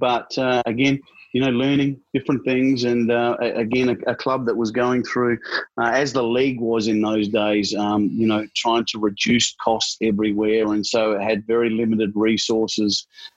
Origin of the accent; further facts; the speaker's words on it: Adelaide, South Australia, Australia; moved away as an adult; also born or lived in Perth; now in Victoria, Australia; Growing up in Adelaide was great.